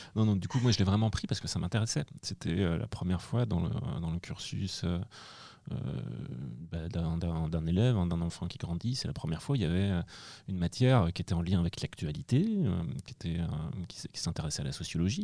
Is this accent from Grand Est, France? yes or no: no; Angers, Pays de la Loire, France; Je suis né à Angers